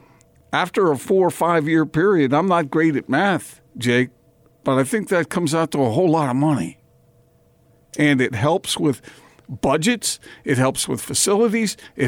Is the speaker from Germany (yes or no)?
no; East Coast, United States; moved away; I grew up on the East Coast